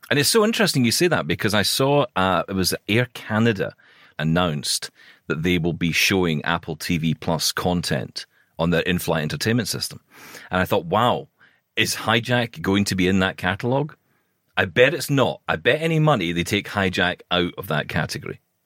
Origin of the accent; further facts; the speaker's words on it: Scotland, United Kingdom; I'm Scottish